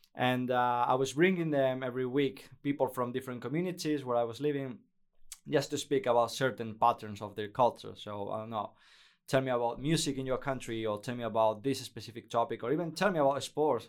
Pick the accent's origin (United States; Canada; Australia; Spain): Spain; English is a second language; moved away as an adult; also born or lived in Basque Country; now in Netherlands; I was working for the main radio station in, in Spain, Cadena Ser. Not in Madrid, that was in my hometown